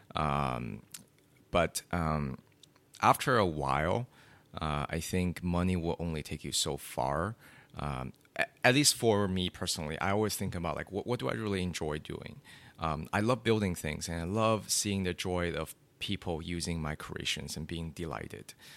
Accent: China; growing up in China

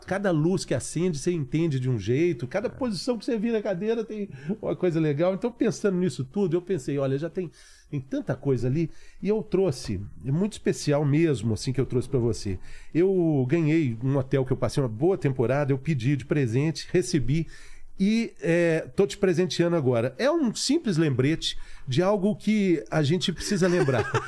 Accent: Belo Horizonte, Minas Gerais, Brazil; moved away as an adult; eu era estudante lá em Belo Horizonte

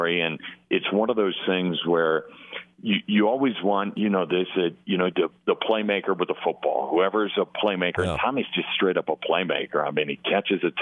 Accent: Midwest, United States; moved away as an adult; also born or lived in Iowa; now in Bozeman, United States; I grew up in the Midwest, and I went to Iowa

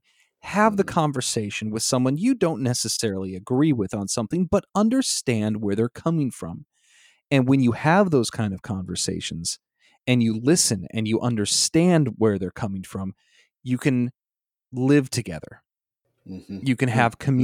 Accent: Illinois, United States; moved away; I grew up in Illinois

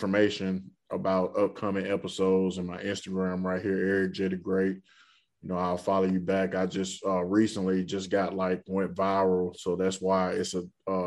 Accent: Birmingham, Alabama, United States; moved away as an adult; now in Louisville, United States; I'm from Birmingham, Alabama. I've been in Louisville, Kentucky for 2 years.

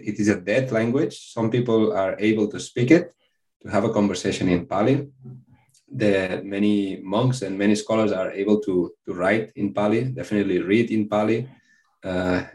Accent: Spain; English is a second language; I'm from Spain

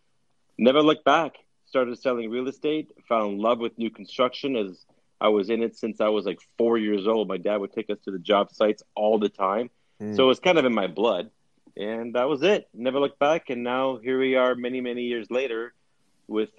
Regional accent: Winnipeg, Manitoba, Canada; now in United States; we were born and raised in Winnipeg. My dad was, at least, and all of us kids were.

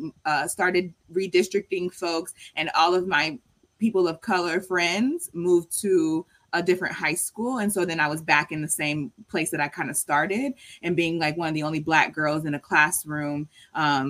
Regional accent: Marietta, Georgia, United States; moved away as an adult; also born or lived in Houston, Texas / New York City; I grew up in Marietta, which is like in the middle part of Cobb County

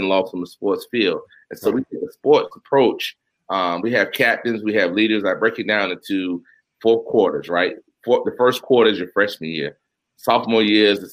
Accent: Union County, North Carolina, United States; now in Durham, United States; I'm from Union County, North Carolina.

